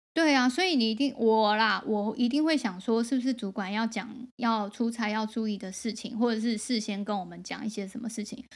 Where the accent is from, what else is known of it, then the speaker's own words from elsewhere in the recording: Taoyuan, Taiwan; 我小时候是在桃园长大的